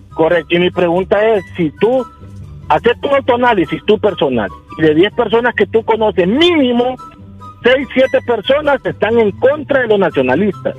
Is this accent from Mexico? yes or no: no; Honduras; como hondureño